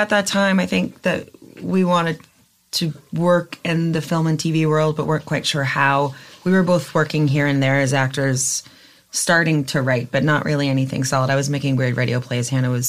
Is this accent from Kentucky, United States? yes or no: yes; Kentucky, United States; moved away; also born or lived in New York; I was raised by evangelicals in Kentucky and sang in my parents' worship band in a megachurch.